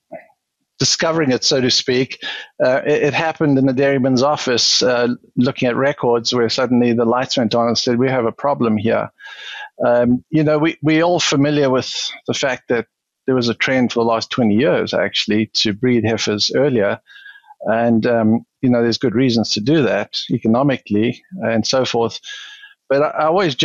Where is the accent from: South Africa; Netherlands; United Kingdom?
South Africa; moved away as an adult; also born or lived in Wisconsin; now in United States; South African, born and bred, spent the first 40 years there